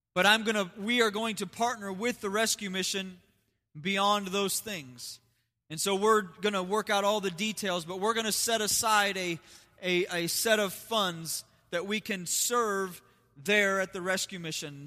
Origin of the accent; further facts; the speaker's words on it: United States; also born or lived in Las Vegas; I'm still an American.